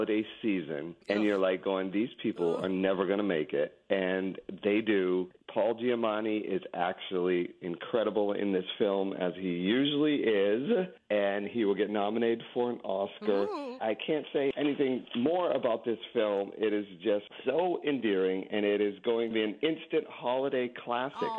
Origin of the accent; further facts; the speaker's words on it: New England, United States; I grew up in New England